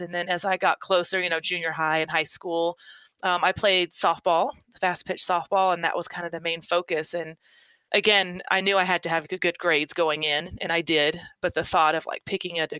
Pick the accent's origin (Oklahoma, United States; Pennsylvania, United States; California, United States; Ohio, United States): Oklahoma, United States; I grew up in Oklahoma, kind of the Midwest area. Really small town.